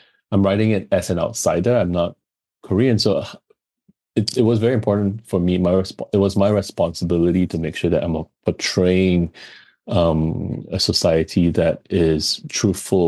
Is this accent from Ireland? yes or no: no; Singapore; also born or lived in Los Angeles; coming from Singapore, where we are very multicultural